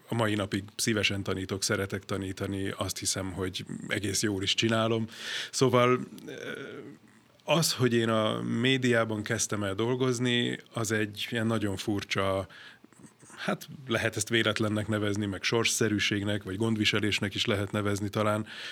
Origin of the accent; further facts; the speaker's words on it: Budapest, Hungary; az én szüleim már itt kötöttek házasságot Budapesten, és én is itt születtem 76-ban. Aztán uh, itt jártam gimnáziumban